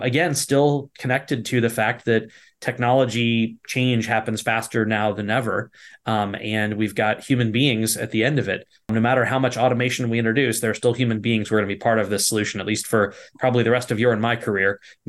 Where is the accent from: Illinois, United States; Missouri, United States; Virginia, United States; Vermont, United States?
Virginia, United States; born there; I was born in Virginia, and my father was in the banking industry.